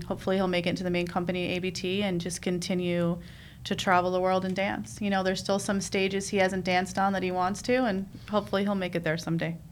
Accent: New York City, New York, United States; moved away; I'm I'm from New York. You know, I, I grew up in Queens.

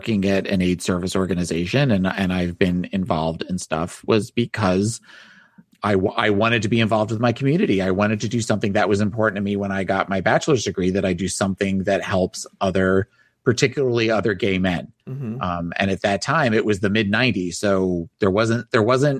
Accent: New Jersey, United States; I grew up in South Jersey.

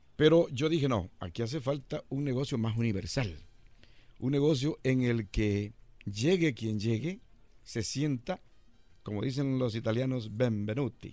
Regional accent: El Salvador; moved away as an adult; Yo llegué de El Salvador en 1981, eh, en medio del enorme conflicto que teníamos en El Salvador

